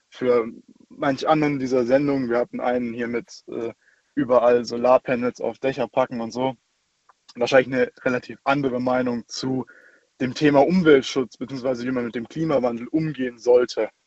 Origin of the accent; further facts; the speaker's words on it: Ulm, Baden-Württemberg, Germany; ich komme aus Ulm.